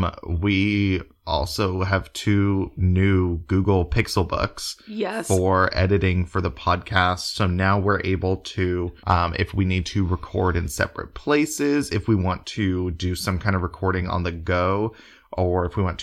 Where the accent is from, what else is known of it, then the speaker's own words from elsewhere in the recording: Oklahoma City, Oklahoma, United States; I grew up in Oklahoma City Metro and have always lived, you know, in suburbs or cities.